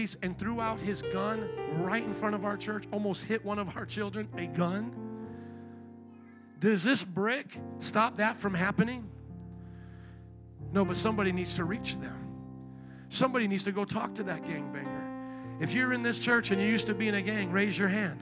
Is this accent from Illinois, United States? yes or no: yes; Chicago, Illinois, United States; I'm from Chicago